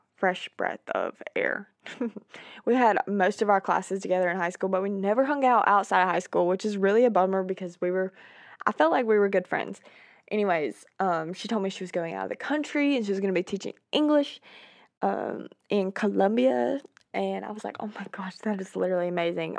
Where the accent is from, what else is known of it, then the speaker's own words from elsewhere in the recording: Georgia, United States; my hometown, small town in Georgia